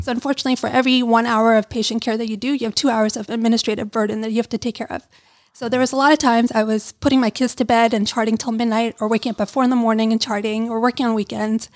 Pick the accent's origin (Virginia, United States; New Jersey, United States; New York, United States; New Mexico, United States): New York, United States; New York City; I grew up in Brooklyn, New York